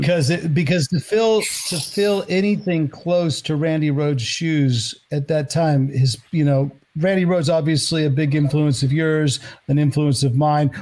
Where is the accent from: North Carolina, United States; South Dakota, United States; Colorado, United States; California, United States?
California, United States; Pleasanton; I'm originally from the Bay Area, from like outside San Francisco, Pleasanton, California.